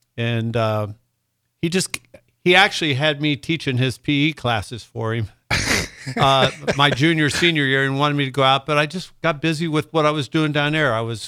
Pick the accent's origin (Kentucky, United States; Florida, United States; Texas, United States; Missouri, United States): Kentucky, United States; Covington; also born or lived in Fort Wright, Kentucky; Grew up in Northern Kentucky, Covington, it was actually Fort Wright, but right outside Cincinnati, greater Cincinnati area.